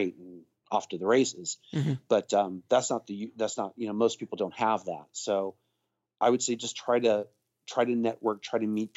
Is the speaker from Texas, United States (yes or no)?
yes; Texas, United States; also born or lived in England; I grew up in England as a kid, mm-hmm. and mostly from Texas though